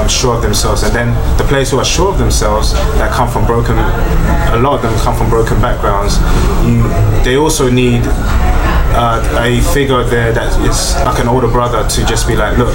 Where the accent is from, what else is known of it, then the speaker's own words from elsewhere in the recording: London, United Kingdom; I grew up in London